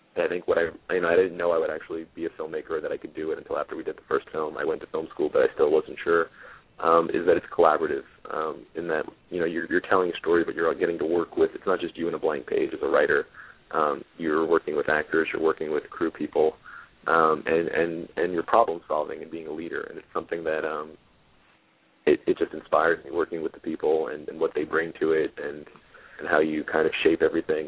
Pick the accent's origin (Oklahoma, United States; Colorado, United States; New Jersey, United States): New Jersey, United States; Jersey City; I'm from Jersey City and I'm fast talking